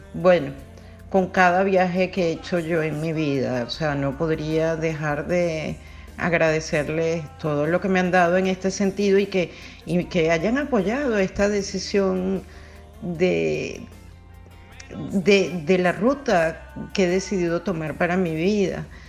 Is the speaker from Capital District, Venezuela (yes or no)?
yes; Caracas, Capital District, Venezuela; la escuela primaria y secundaria la hice en Caracas. Soy caraqueña de, nacimiento